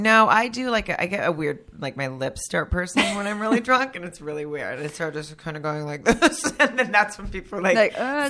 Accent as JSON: {"language": "English", "region": "Arkansas", "country": "United States", "tie": "born or raised there", "also_born_or_lived": "Germany", "moved": "as an adult", "lives_now": "Los Angeles, United States", "said": "I grew up in Arkansas. And when I moved here, at 21, I moved here right after college."}